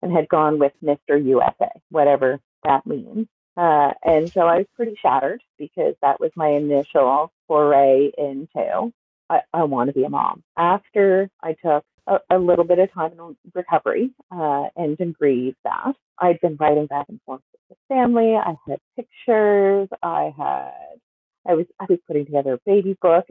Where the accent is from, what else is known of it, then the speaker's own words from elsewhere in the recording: Nova Scotia, Canada; I am from Nova Scotia. I live in Glasgow.